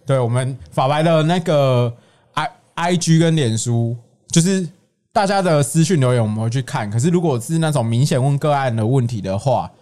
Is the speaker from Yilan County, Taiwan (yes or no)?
no; Tainan, Taiwan; 我的家乡，台南